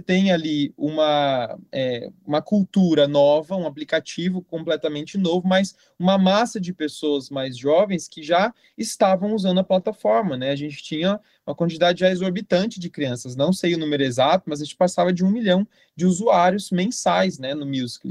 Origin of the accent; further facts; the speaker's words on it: Jundiaí, São Paulo, Brazil; eu sou natural de Jundiaí, né? Moro em Jundiaí até hoje.